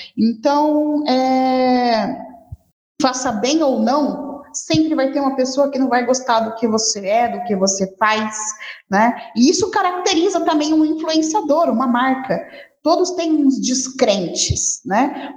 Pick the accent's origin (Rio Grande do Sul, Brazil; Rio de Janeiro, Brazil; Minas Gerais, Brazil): Rio de Janeiro, Brazil; now in Campo Grande, Brazil; Sou carioca, mas adoro morar aqui em Campo Grande